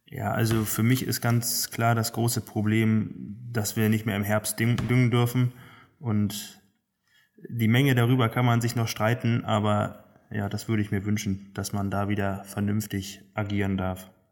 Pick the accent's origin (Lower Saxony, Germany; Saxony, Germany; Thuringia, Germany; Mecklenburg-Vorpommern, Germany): Mecklenburg-Vorpommern, Germany; Neubrandenburg; in meiner Heimatstadt Neubrandenburg äh, Landwirtschaft studiert